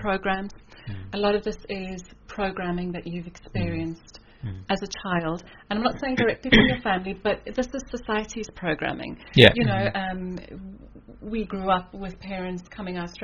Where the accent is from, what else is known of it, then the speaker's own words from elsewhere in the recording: South Africa; moved away as an adult; also born or lived in Kuala Lumpur, Malaysia / Singapore; I'm originally from South Africa. Grew up in South Africa from Italian parents. Did all my schooling in South Africa.